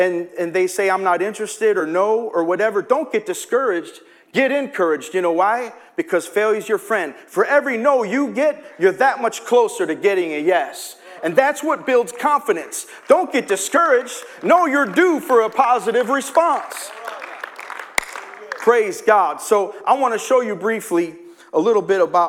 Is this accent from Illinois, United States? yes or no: yes; Chicago, Illinois, United States; I'm from Chicago